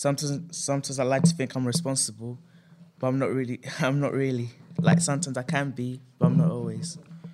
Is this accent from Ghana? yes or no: yes; Ghana; I'm from Ghana, but I'm also German because of my dad.